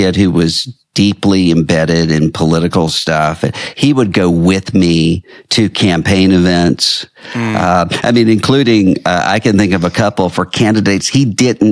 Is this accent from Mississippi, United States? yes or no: yes; Biloxi, Mississippi, United States; my hometown in Biloxi